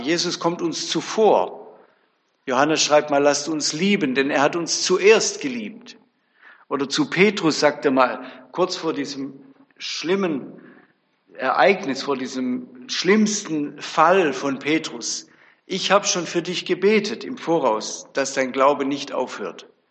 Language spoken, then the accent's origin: German; Bebenhausen, Baden-Württemberg, Germany; Ich komme aus Bebenhausen, so ein kleines Dörfle bei Tübingen